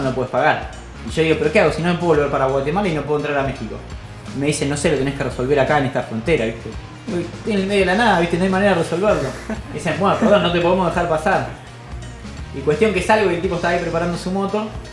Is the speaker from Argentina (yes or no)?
yes; Argentina; vengo desde Argentina